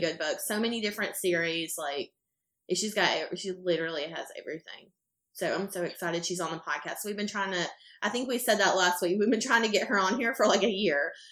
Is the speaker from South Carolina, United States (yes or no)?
yes; a small town outside of Greenville, South Carolina, United States; I'm from a small town outside of Greenville